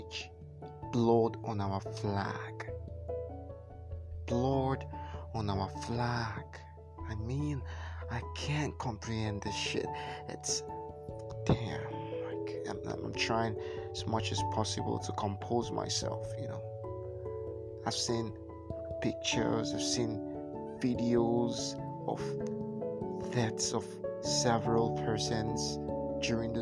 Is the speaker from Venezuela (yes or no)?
no; Nigeria; I'm Nigerian